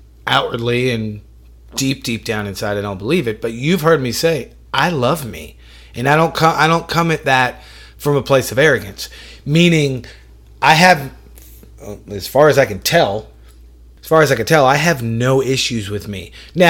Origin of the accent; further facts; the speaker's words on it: Syracuse, New York, United States; I was born in Syracuse, New York.